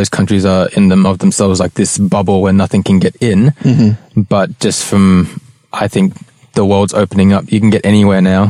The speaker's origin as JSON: {"language": "English", "town": "Melbourne", "region": "Victoria", "country": "Australia", "tie": "born or raised there", "said": "in Australia, like growing up in Melbourne"}